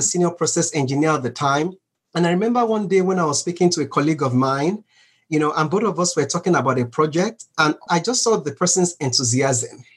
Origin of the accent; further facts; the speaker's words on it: Nigeria; growing up in Nigeria, a developing country of, you know, right now about 200 million people